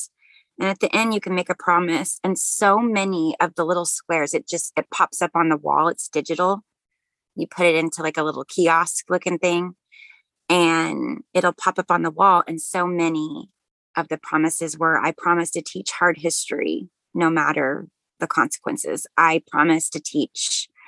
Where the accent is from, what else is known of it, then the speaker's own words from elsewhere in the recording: Tulsa, Oklahoma, United States; moved away; I grew up in Tulsa